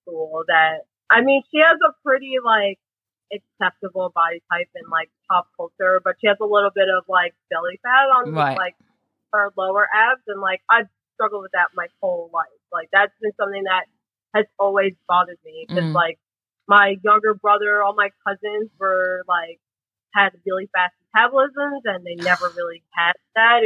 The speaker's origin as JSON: {"language": "English", "country": "United States", "tie": "born or raised there", "said": "I was born and raised in the U.S., so I didn't get this whole, like, Filipino pride thing"}